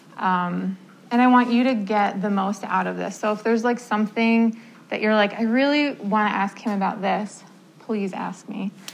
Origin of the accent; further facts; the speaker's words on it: New Jersey, United States; moved away as an adult; I am from New Jersey came up here um, for college to study music therapy.